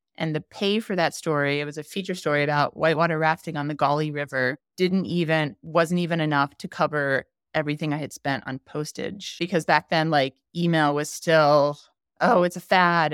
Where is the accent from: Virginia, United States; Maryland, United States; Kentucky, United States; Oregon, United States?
Maryland, United States; D.C.; moved away as an adult; also born or lived in Chicago, Illinois; now in Jackson, United States; I grew up on the East Coast in Maryland, outside of Washington, D C.